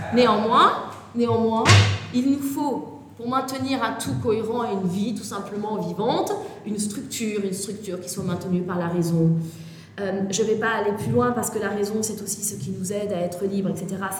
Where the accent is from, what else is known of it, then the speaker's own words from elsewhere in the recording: Toulon, Provence-Alpes-Côte d'Azur, France; je suis née à Toulon